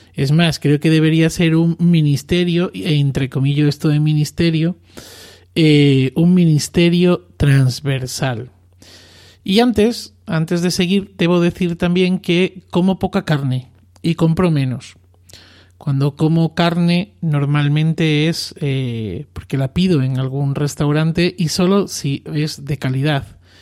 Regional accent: Arroyo de la Luz, Extremadura, Spain; moved away; mi tierra natal, Extremadura, y más concretamente en mi pueblo, Arroyo de la Luz, a escasos 20 kilómetros de Cáceres

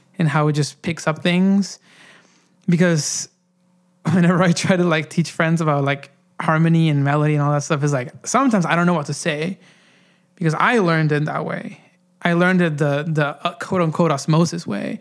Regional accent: Honduras; moved away; growing up in Honduras

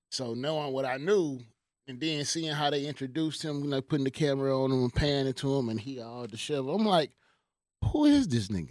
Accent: Houston, Texas, United States; moved away; my hometown

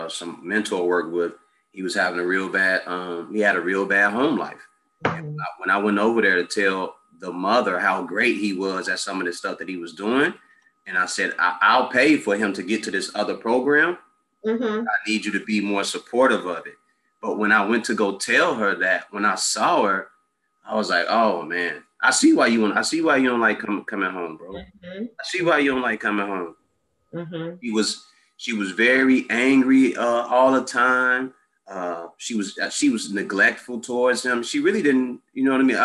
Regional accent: Chicago, Illinois, United States; also born or lived in Mississippi; I grew up on the South Side of 62nd and Woodlawn, or that community. 87th and Jeffrey, I grew up over there.

